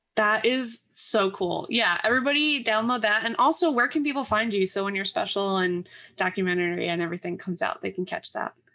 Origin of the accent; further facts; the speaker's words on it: the Poconos, Pennsylvania, United States; I'm from the Poconos, which is very, like, woodsy.